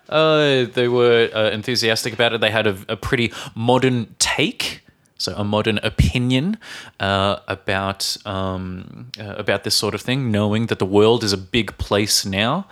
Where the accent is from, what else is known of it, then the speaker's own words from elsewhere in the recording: Australia; now in Czech Republic; from Australia